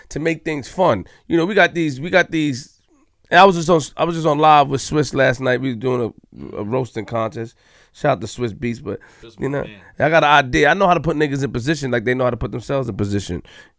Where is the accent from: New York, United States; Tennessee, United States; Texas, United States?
New York, United States; New York City; because I'm … I'm from Queens for a reason.